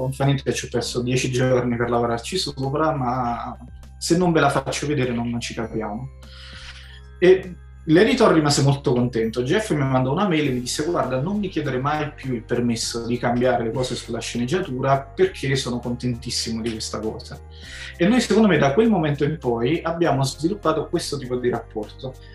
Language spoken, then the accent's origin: Italian; province of Naples, Campania, Italy; io poi sono di provincia di Napoli, non Napoli centro